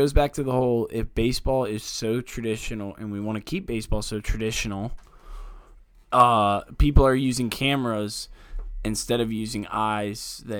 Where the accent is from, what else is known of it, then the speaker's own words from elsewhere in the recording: Virginia, United States; I would say I'm from Northern Virginia, but I don't buy into a lot of the stereotypes.